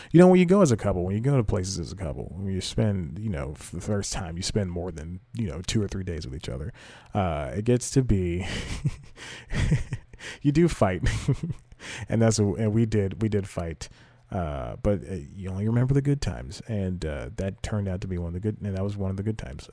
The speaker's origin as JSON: {"language": "English", "region": "the South", "country": "United States", "said": "the Southern gentleman"}